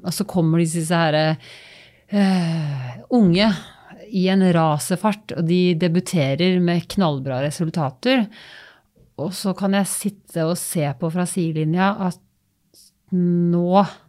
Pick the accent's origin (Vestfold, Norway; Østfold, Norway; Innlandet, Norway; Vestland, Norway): Vestfold, Norway; Holmestrand; moved away as an adult; also born or lived in Larvik / Oslo; hjemme i Holmestrand